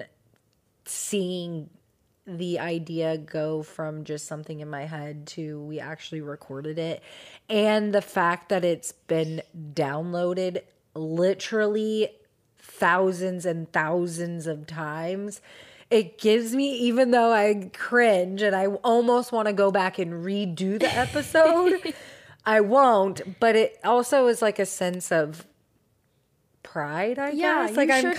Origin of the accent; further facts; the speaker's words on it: Seattle, Washington, United States; I am from Seattle. Mm-hmm. I was born there. I know this area that she was at.